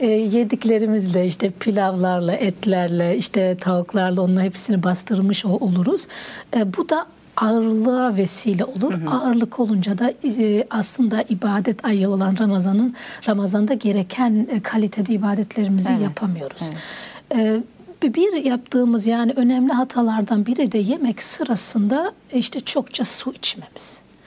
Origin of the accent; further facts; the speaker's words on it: Bayburt, Turkey; ben Bayburtluyum, Erzurum tarafı, Bayburt tarafı